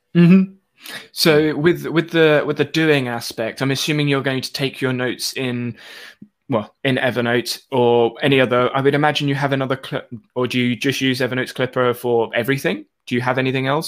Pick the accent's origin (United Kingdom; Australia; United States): United Kingdom; I'm also British